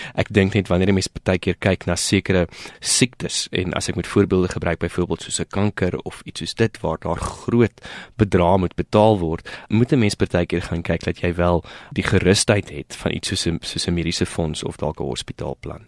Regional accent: South Africa; ons as Suid-Afrikaners

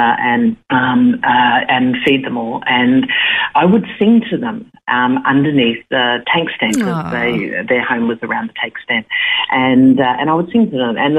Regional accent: outback Queensland, Australia; also born or lived in Longreach, Queensland / Richmond, Queensland; now in southeast Queensland, Australia; I was born out in Longreach in 1957, so that was a long time ago. My mum and dad had sheep properties, and we had a great life. We grew up as, you know, awesome country kids

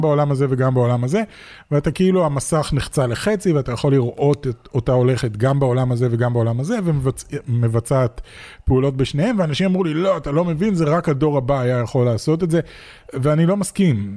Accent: Israel; מגיע מתוך ישראל, ואין לנו פה תעשיית משחקים גדולה

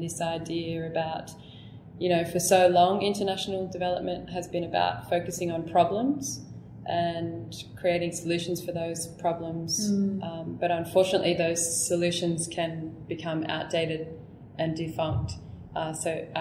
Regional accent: Newcastle, New South Wales, Australia; moved away as an adult; also born or lived in Canberra; I grew up in Newcastle

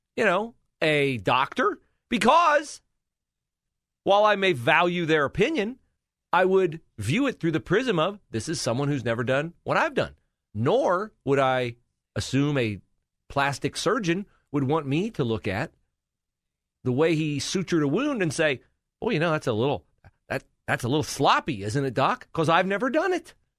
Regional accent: near Bellefontaine, Ohio, United States; now in Columbus, United States; Bell Fountain, near my hometown

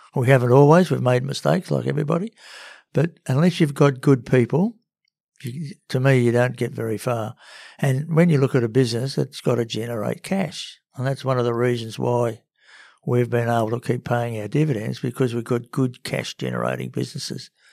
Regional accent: Sydney, New South Wales, Australia; also born or lived in Cowra; I'm a Sydney boy, born and bred, till, uh, when I was about nine.

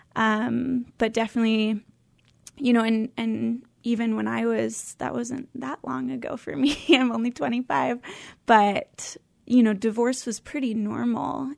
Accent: Oak Harbor, Washington, United States; also born or lived in California; I grew up on Whidbey Island

